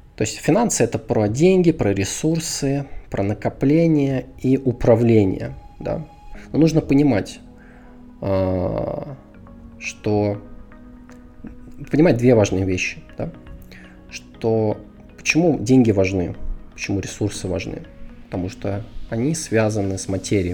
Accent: Moscow, Russia; moved away; Родился, вырос и жил основную часть своей сознательной жизни я в Москве. Да, то есть я москвич.

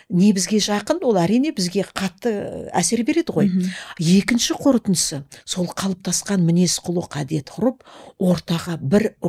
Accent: Altai, East Kazakhstan Region, Kazakhstan; also born or lived in Semey; менің әкем мен анам студент болып оқуға кеткенде мені алтайымда нағашы атам мен әжеме қалдырып кеткен

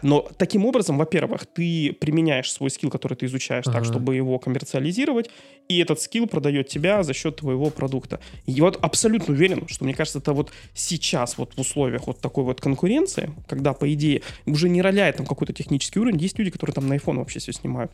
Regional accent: Dudinka, Krasnoyarsk Krai, Russia; Город Дудинка, мой родной город

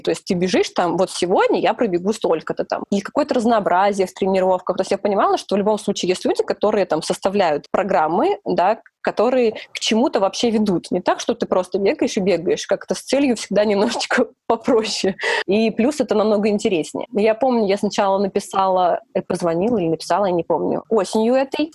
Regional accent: Volgograd, Volgograd Oblast, Russia; moved away as an adult; also born or lived in Moscow; now in Saint Petersburg, Russia; я переезжала из Волгограда

